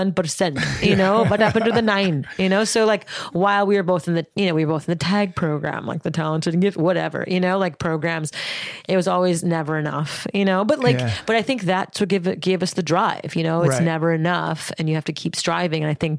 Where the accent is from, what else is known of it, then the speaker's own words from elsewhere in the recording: Montreal, Quebec, Canada; Born and raised in Montreal, Canada.